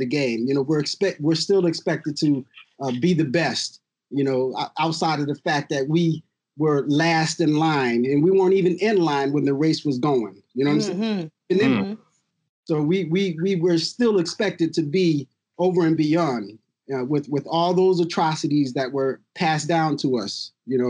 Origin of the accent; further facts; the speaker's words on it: Rochester, New York, United States; also born or lived in Cleveland, Ohio; my hometown is Rochester. Actually, I grew up in Rochester